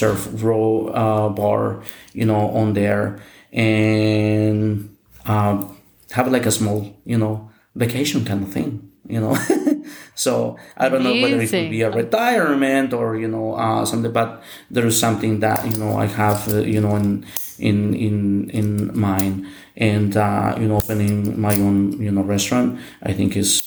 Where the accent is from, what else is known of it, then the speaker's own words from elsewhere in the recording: Mexico; English is a second language; moved away as an adult; now in United States; here in Mexico